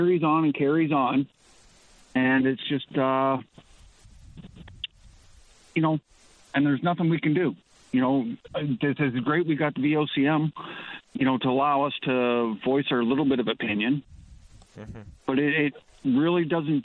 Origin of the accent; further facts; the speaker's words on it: Ontario, Canada; now in Newfoundland and Labrador, Canada; I'm originally from Ontario, but I moved here 25 years ago.